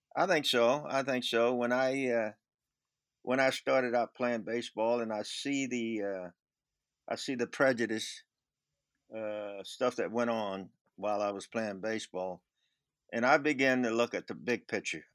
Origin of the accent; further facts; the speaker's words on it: Mobile, Alabama, United States; moved away as an adult; also born or lived in Chicago; being from uh, Mobile, Alabama, I remember I didn't move to Chicago until 1966